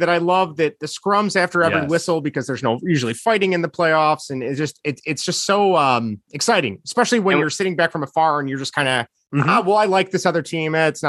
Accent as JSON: {"language": "English", "country": "United States", "said": "as an American, I don't know what's up there."}